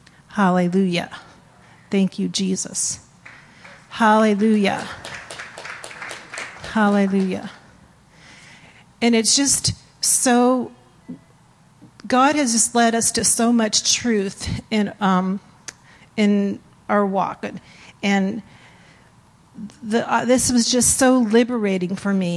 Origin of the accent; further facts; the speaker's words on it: East Coast, United States; born there; I was born on the East Coast, I know you can't tell.